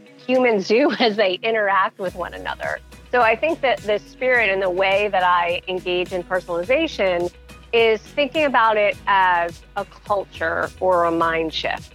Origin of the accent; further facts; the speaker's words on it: Montclair, New Jersey, United States; I was born in Montclair, New Jersey. So that is where I spent my entire growing up